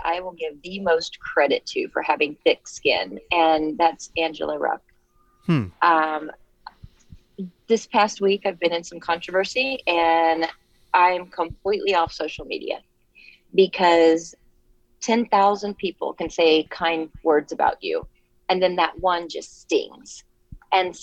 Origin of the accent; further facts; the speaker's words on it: Kansas City, Missouri, United States; I'm from Kansas City, born and raised, and I still have a house there.